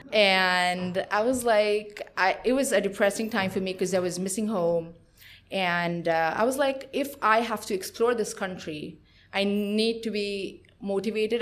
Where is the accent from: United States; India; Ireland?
India; moved away as an adult; now in Israel; I am born and brought up in India, and I made Aliyah, which is moving to Israel about three years ago.